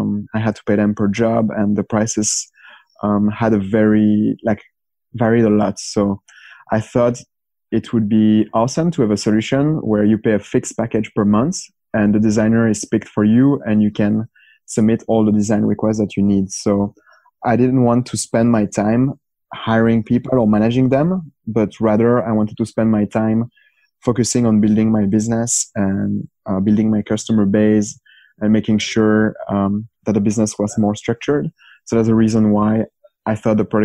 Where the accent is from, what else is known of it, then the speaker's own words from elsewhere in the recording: Belgium; I'm from Belgium